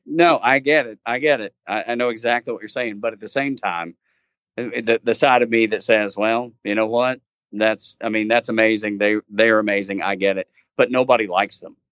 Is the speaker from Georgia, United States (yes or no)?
yes; Dalton, Georgia, United States; born and raised a, a Georgia fan, uh, growing up in Georgia